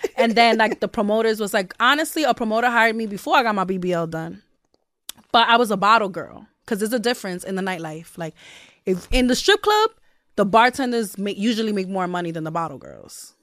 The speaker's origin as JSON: {"language": "English", "town": "New York City", "region": "New York", "country": "United States", "tie": "born or raised there", "said": "I grew up there, and I have a lot of beautiful memories there"}